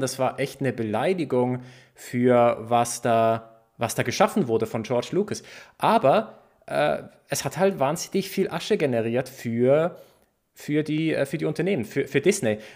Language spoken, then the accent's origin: German; Basel, Basel-Stadt, Switzerland; es gab so einen Comicbuchladen bei uns in Basel